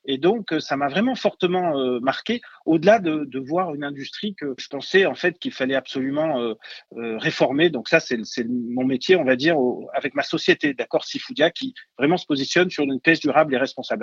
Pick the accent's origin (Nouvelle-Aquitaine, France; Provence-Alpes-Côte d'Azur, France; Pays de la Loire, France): Provence-Alpes-Côte d'Azur, France; Marseille; je suis marseillais d'origine donc au bord de l'eau